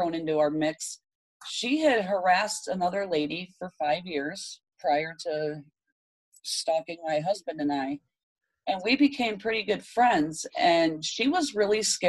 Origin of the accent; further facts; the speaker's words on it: Michigan, United States; moved away as an adult; now in Texas, United States; I moved out to Texas, 1900 miles. I grew up in Michigan.